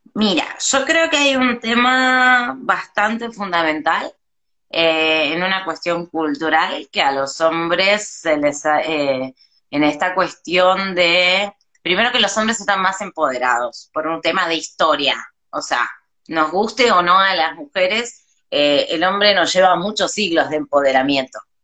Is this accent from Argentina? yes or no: yes; Argentina; moved away as an adult; now in Mexico; volví a Argentina